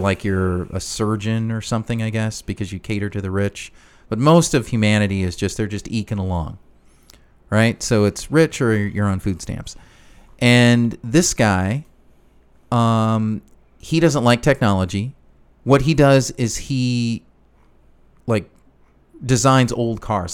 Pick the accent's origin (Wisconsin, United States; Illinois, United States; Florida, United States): Illinois, United States; Chicago; I grew up in Chicago